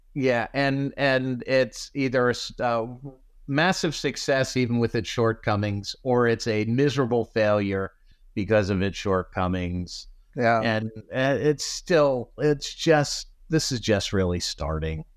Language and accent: English; South Florida, United States; growing up in South Florida